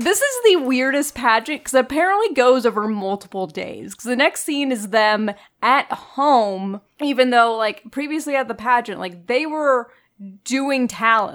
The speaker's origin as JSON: {"language": "English", "region": "Florida", "country": "United States", "tie": "born or raised there", "said": "I grew up in Florida"}